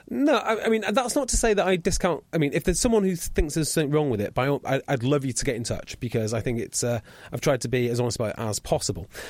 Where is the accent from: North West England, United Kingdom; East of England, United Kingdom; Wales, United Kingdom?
Wales, United Kingdom; Welsh; I'm Welsh